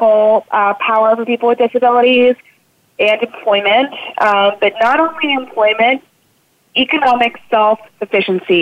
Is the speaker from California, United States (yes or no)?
no; South Louisiana, United States; moved away; also born or lived in Houston; I'm originally from South Louisiana, so one of my earliest memories is actually of Hurricane Andrew